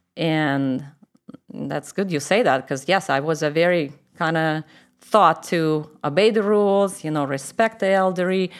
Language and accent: English; Moscow, Russia; accent: Russian; English is a second language; moved away as an adult; I grew up in Moscow, which is the capital of Russia.